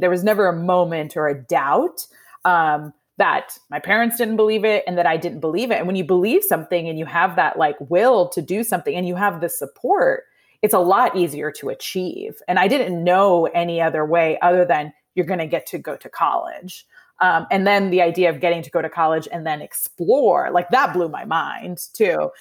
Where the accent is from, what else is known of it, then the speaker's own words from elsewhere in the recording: Indiana, United States; moved away as an adult; also born or lived in New Jersey; now in Atlanta, United States; I was actually born in New Jersey, um, but then we moved to Indiana when I was about three, So I really claim Indiana's, eh, 'cause it's where I grew up.